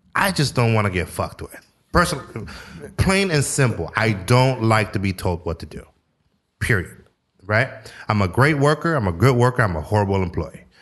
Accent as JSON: {"language": "English", "town": "San Francisco", "region": "California", "country": "United States", "tie": "born or raised there", "lives_now": "Sacramento, United States", "said": "growing up in San Francisco"}